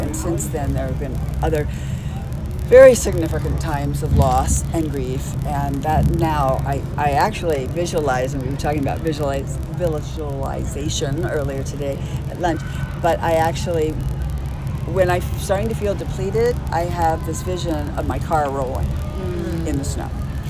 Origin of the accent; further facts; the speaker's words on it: Texas, United States; moved away; I'm a girl from Texas.